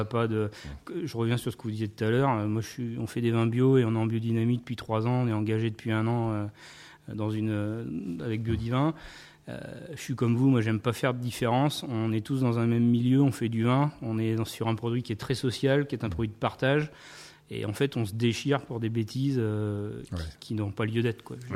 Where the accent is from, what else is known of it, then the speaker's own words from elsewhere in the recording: Saintes, Nouvelle-Aquitaine, France; Je suis charentais-maritime. Je suis de Sainte.